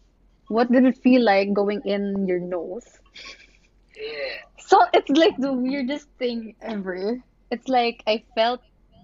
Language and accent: English; Philippines; moved away as an adult; now in Singapore; since we come from the Philippines